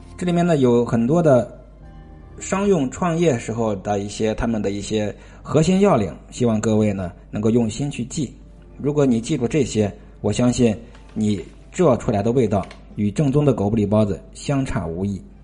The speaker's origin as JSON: {"language": "Chinese", "region": "Tianjin", "country": "China", "tie": "born or raised there", "said": "我们老家天津的一个属于天津三绝之一吧"}